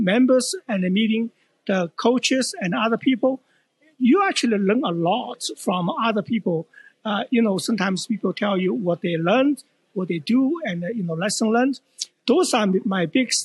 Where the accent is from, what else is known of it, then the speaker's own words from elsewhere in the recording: Edmonton, Alberta, Canada; I'm actually from Edmonton